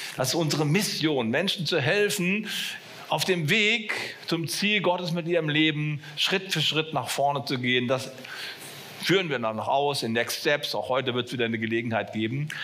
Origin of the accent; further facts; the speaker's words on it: Bonn, North Rhine-Westphalia, Germany; wo ich aufgewachsen bin in Bonn